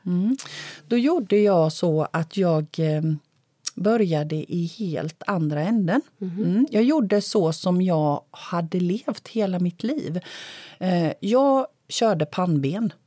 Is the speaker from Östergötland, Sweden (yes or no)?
yes; Lake Sommen, Östergötland, Sweden; moved away; also born or lived in Blekinge; ett hus vid sjön Sommen, för det är där jag är född